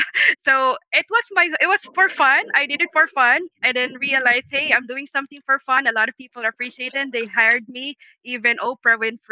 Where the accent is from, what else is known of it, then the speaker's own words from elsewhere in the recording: New York City, New York, United States; So when I went there as from New Yorker, I have all my my nice coat, my top of the knee boots.